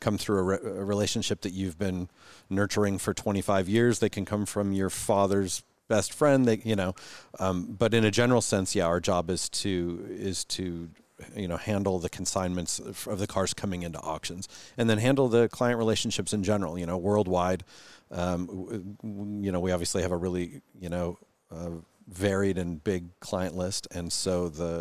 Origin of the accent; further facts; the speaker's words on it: Renton, Washington, United States; I grew up in Renton, went to Hazen High School, you know, just a local guy